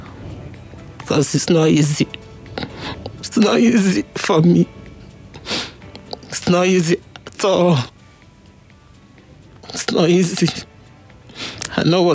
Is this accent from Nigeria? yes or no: yes; Rivers State, Nigeria; we are from Rivers